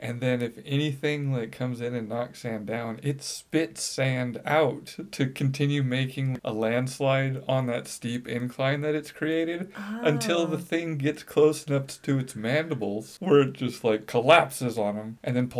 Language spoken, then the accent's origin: English; Florida, United States; And I grew up in Florida